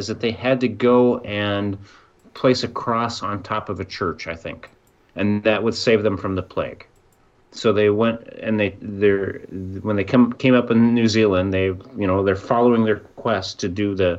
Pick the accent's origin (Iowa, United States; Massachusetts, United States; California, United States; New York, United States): Iowa, United States; Southeast; moved away; also born or lived in Michigan; I grew up in Iowa